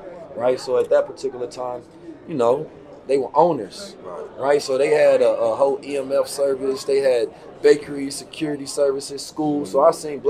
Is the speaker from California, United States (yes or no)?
yes; Oakland, California, United States; also born or lived in St. Louis, Missouri; And so I grew up in Oakland and St. Louis